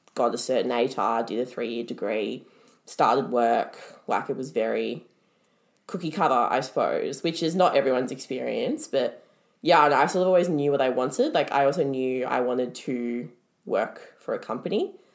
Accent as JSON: {"language": "English", "town": "Melbourne", "region": "Victoria", "country": "Australia", "tie": "born or raised there", "said": "born in Melbourne. I've lived in Melbourne my whole life"}